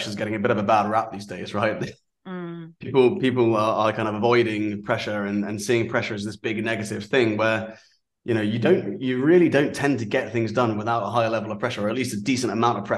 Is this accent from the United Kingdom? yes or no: yes; Aldershot, South East England, United Kingdom; I grew up in an army environment. I grew up in Aldershot.